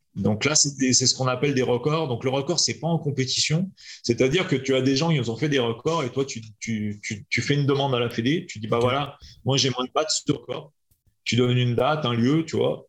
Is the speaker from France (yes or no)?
yes; France; also born or lived in Lyon; je suis petit français